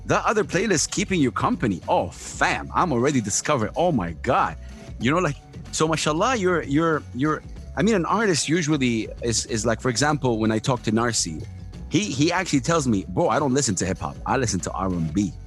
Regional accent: Saudi Arabia; I come from Saudi Arabia, one of the most conservative countries in the world

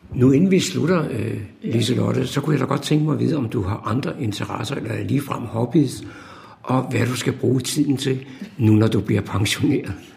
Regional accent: Copenhagen, Capital Region of Denmark, Denmark; Jeg er vokset op i København

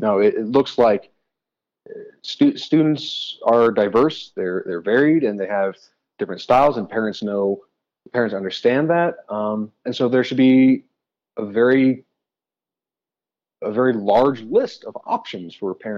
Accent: Colorado, United States; came back to Colorado. I grew up in Colorado.

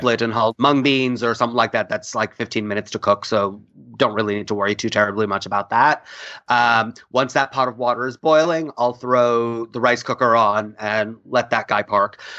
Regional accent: India; moved away; also born or lived in New York; we come from India. We all use pressure cookers.

